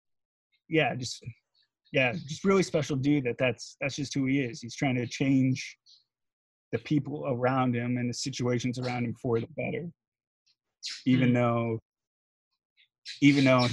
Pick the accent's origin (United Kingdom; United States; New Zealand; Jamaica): United States; being American